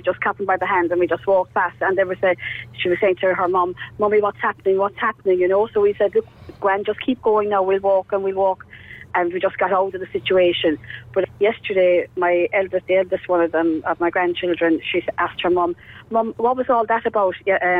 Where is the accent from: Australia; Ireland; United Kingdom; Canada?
Ireland; Cork, County Cork; now in Ballincollig, Ireland; I was from Fair Hill myself, you know, we just went down to work.